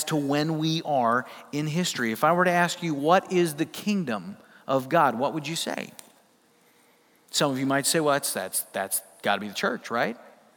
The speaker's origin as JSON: {"language": "English", "region": "Midwest", "country": "United States", "said": "I'm from the Midwest"}